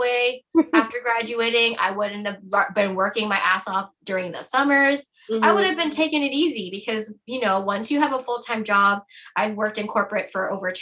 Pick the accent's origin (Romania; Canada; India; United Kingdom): Canada; as a Canadian